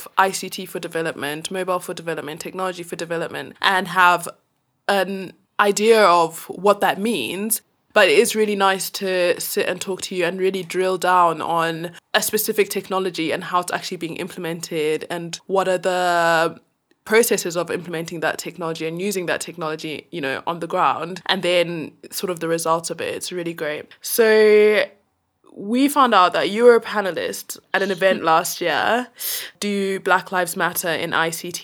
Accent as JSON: {"language": "English", "country": "Zimbabwe", "said": "I'm from Zim"}